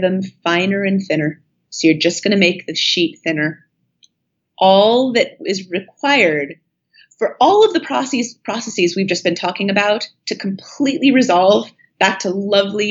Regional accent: Northern California, United States; moved away as an adult; also born or lived in Boston, Massachusetts / New Haven, Connecticut; I grew up in Northern California, and I went back east for college

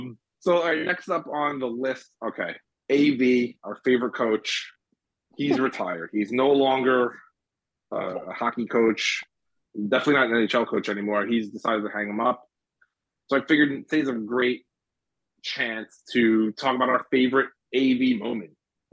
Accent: Cleveland, Ohio, United States; I'm from Cleveland.

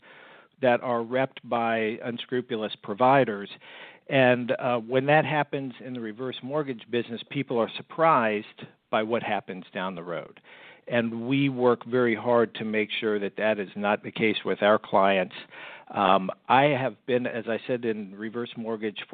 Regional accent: United States; moved away as an adult; also born or lived in Fort Lauderdale, Florida / California; I grew up right outside of Washington, D.C.

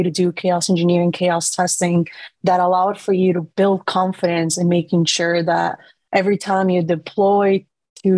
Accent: Costa Rica; now in San Francisco, United States; I was born and raised in Costa Rica

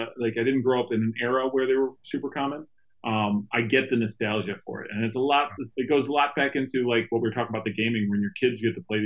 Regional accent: Buffalo, New York, United States; I'm from Buffalo.

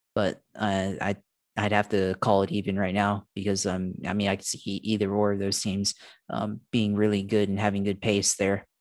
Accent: Jacksonville, Florida, United States; I'm from Duval.

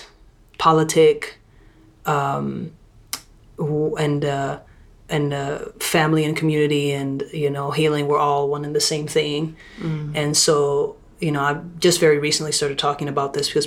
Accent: Saudi Arabia; moved away; also born or lived in Lebanon; I'm from Lebanon by culturally, and I'm also grew up in Saudi Arabia

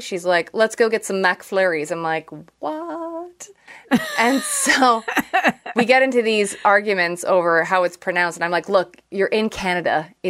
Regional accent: Ireland; Then we went to Scotland and then over to Ireland. So like, I am from Ireland, but …, definitely not an Irish name.

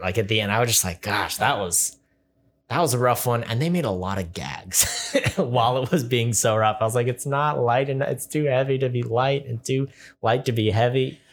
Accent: California, United States; also born or lived in Rexburg, Idaho; I'm from California

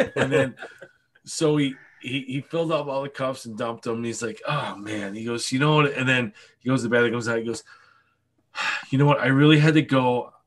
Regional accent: Buffalo, New York, United States; I'm from Buffalo. Oh, it's cold there

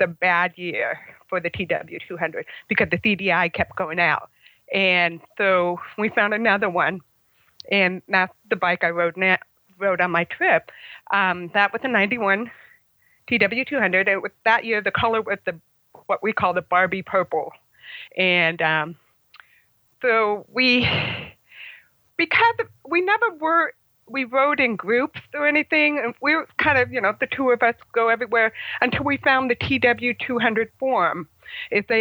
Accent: Oak Hills, California, United States; I'm from Oak Hills, California

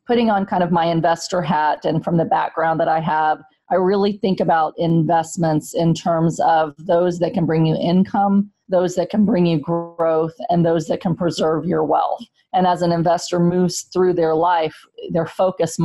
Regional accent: San Antonio, Texas, United States; moved away as an adult; now in Pennsylvania, United States; I grew up in Section 8 housing in San Antonio, Texas.

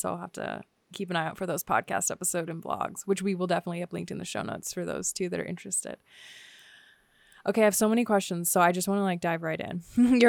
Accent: United States; I don't know about you, but I grew up near Washington, D.C., which has a reputation.

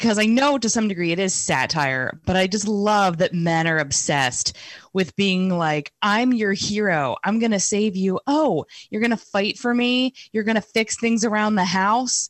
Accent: United States; as both an American and a woman

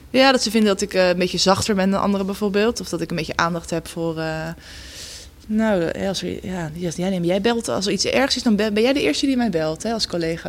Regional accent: Gouda, South Holland, Netherlands; also born or lived in Leiden; geboren en getogen in Gouda.

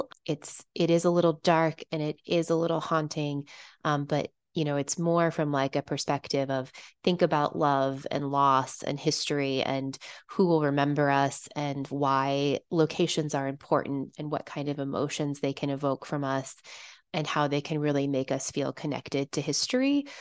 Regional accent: Missouri, United States; moved away; I'm from Missouri. I'm from the Show Me State

